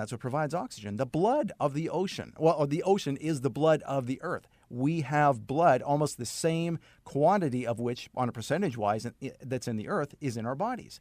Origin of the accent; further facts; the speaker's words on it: Saskatoon, Saskatchewan, Canada; moved away; I started a career at an ad agency in Saskatoon, Saskatchewan, uh, where I'm originally from Canada